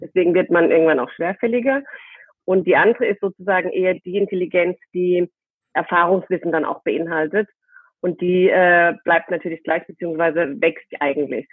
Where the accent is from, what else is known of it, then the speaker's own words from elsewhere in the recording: near Heidelberg, Baden-Württemberg, Germany; now in Cologne, Germany; ich äh, sitze gerade in Köln Mhm. und äh, komme aber aus dem aus der Nähe von Heidelberg